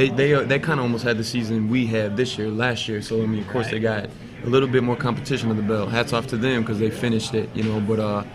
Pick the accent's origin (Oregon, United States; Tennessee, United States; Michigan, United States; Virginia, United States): Michigan, United States; Pontiac; also born or lived in Walled Lake, Michigan; I grew up Pontiac area, but went to the Wallach schools. I went to Wallach Central High School.